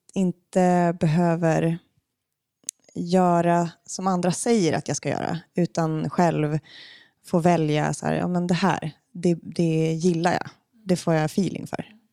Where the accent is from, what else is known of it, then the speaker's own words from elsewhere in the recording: Umeå, Västerbotten County, Sweden; now in Stockholm, Sweden; i Umeå, där jag kommer ifrån